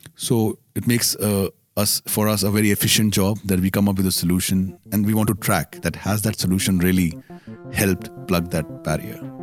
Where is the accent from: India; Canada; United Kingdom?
India; I'm Indian